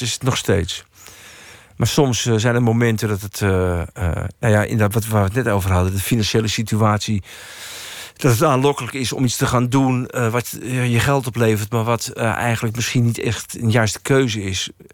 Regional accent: Baarn, Utrecht, Netherlands; ik zat bij een of andere hulporganisatie in Baren, waar ik vandaan kom

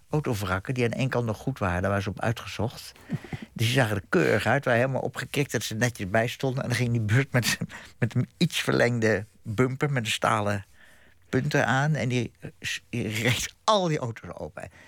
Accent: Groningen, Netherlands; born there; also born or lived in Bussum; Ik ben in Groningen geboren.

